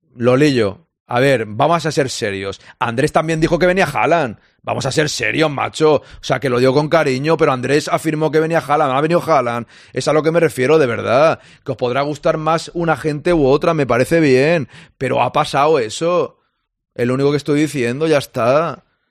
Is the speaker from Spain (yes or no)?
yes; Catalonia, Spain; now in Barcelona, Spain; yo soy catalán, que yo vivo en Barcelona